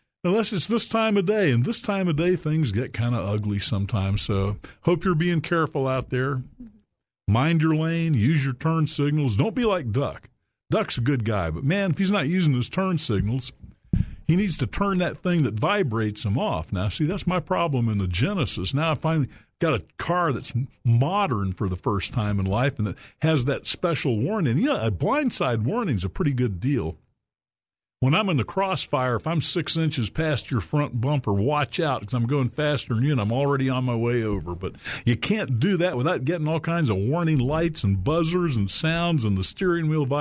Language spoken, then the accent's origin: English; Little Rock, Arkansas, United States; my hometown, Little Rock, Arkansas